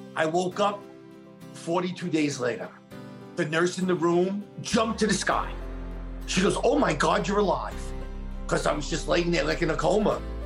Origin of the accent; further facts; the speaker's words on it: New York City, New York, United States; I'm from Staten Island, New York.